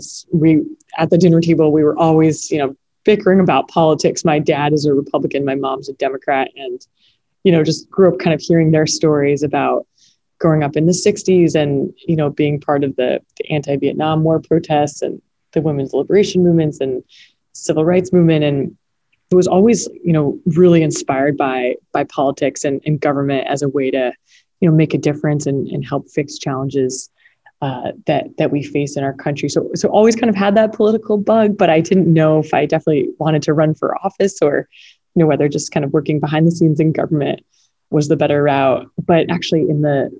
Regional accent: Connecticut, United States; my home state in Connecticut

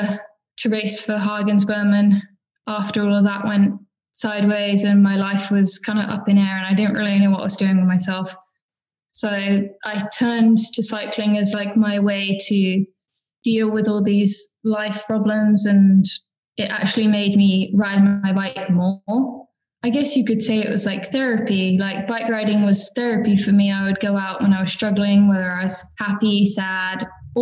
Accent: Oxford, South East England, United Kingdom; I'm from Oxford in the United Kingdom

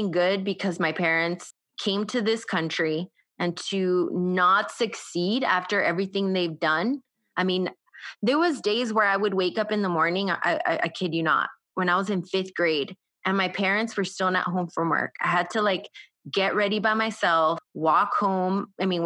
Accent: United States; I'm the first, you know, to grow up here in the United States.

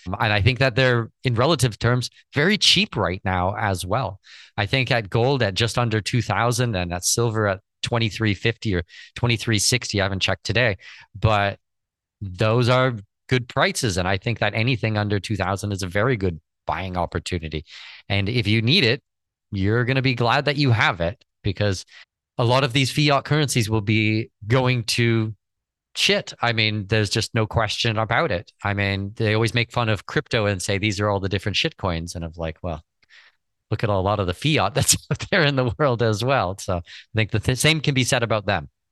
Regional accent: Canada; I'm Canadian citizen

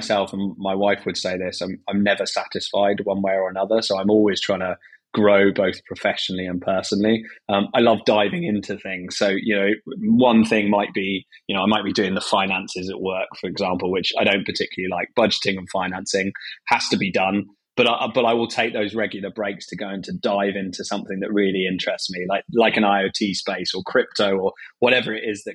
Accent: England, United Kingdom; as a British guy

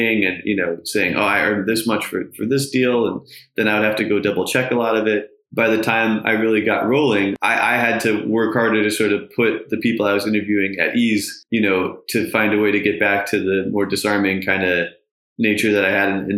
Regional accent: New York, United States; I grew up in New York

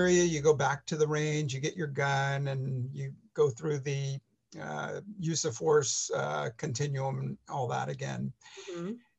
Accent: San Francisco, California, United States; growing up in San Francisco, relatively poor

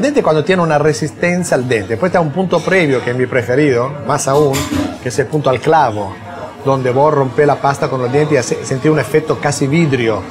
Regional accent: Milan, Lombardy, Italy; moved away; also born or lived in Apulia; Yo nací en Milán por cuestión de migración

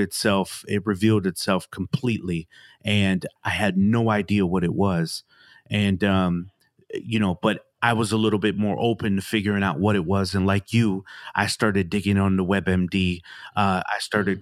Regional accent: Milwaukee, Wisconsin, United States; came up in Milwaukee

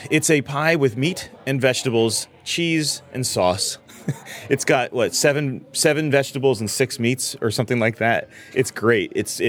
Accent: New Haven, Connecticut, United States; I'm from New Haven, born and raised

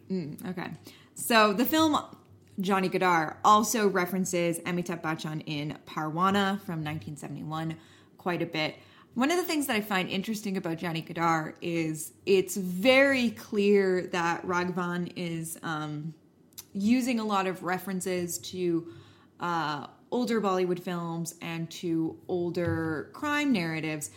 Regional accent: Canada; as a Canadian

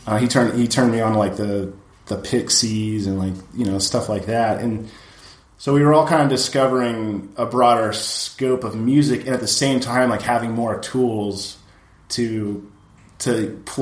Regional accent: Oxnard, California, United States; the friend set that you have growing up in Oxnard, where you actually like grow up with these guys that end up becoming like really shady people.

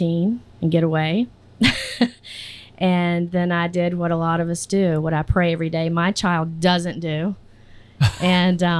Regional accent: Virginia Beach, Virginia, United States; also born or lived in Southampton County, Virginia; I'm from the coast

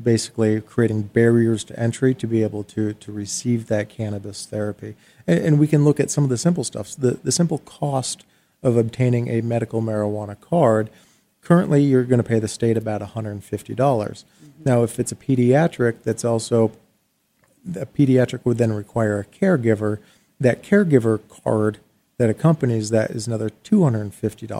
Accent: Arizona, United States; here in my home state

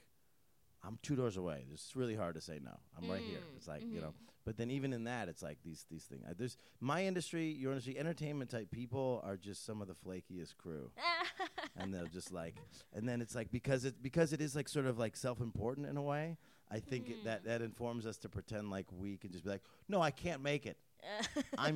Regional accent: Northeast, United States; I'm from the Northeast

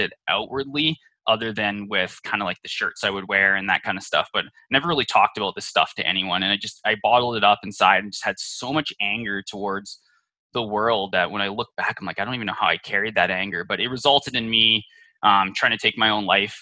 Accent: Canada; I was born up in Canada and was really raised in, you know, a semi-religious household

